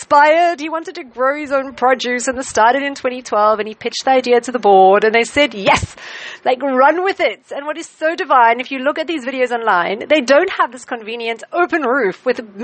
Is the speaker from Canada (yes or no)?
no; South Africa; as a South African